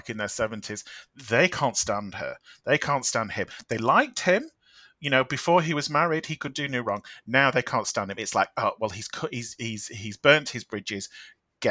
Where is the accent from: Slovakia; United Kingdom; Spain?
United Kingdom; we, as the British public